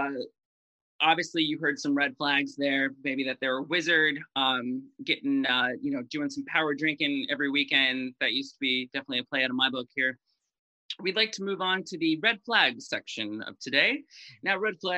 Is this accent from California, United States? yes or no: no; Cleveland, Ohio, United States; I grew up in Cleveland